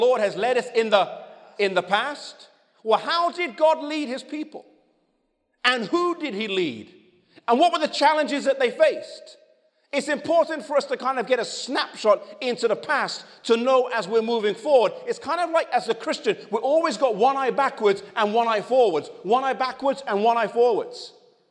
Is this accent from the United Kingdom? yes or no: yes; England, United Kingdom; moved away as an adult; now in United States; I was born and raised in England